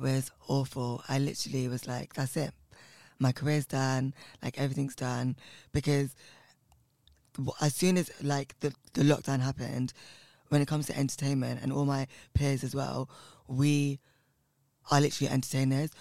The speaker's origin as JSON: {"language": "English", "region": "London", "country": "United Kingdom", "said": "I come from West London in a place called Southall, and um, my family are uh, South Indian from Kerala"}